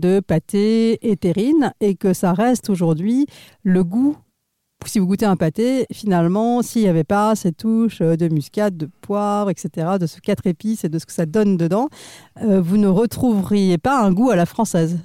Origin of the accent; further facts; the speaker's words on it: India; moved away; je suis née en Inde